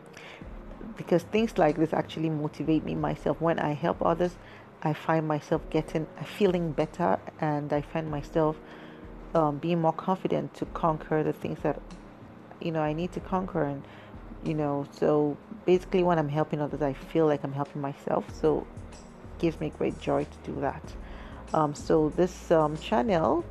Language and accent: English; Nigeria; I am a Nigerian woman